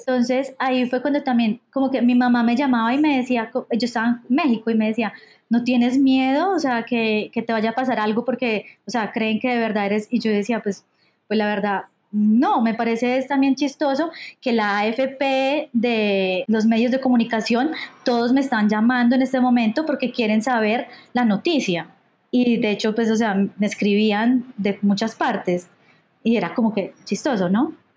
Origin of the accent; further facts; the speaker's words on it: Medellín, Antioquia, Colombia; moved away; yo soy de Medellín